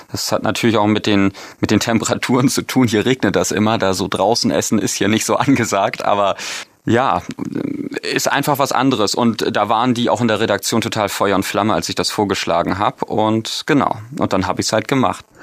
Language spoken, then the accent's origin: German; North Germany, Germany; also ich als Norddeutscher